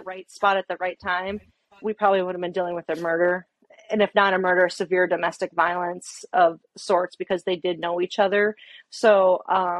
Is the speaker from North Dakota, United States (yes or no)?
yes; Fargo, North Dakota, United States; moved away as an adult; also born or lived in Alaska; moved back to my hometown area, Fargo, North Dakota